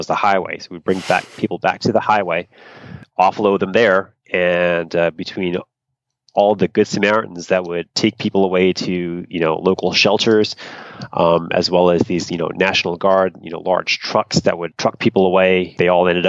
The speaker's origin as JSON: {"language": "English", "region": "East Coast", "country": "United States", "tie": "born or raised there", "moved": "yes", "said": "I grew up on the East Coast"}